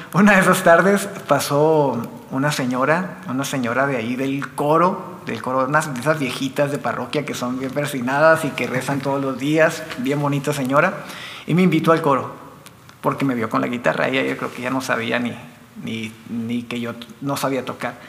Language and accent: Spanish; Meoqui, Chihuahua, Mexico; also born or lived in Delicias, Chihuahua; nací en Delicias, soy originario de Delicias, pero estoy radicando desde siempre en Las Puentes.